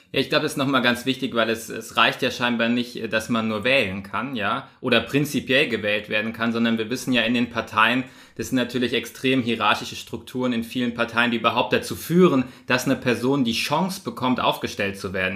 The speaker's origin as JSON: {"language": "German", "region": "Bavaria", "country": "Germany", "said": "bei uns in Bayern"}